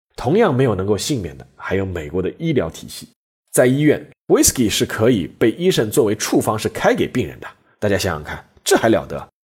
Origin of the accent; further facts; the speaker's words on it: China; 我们中国人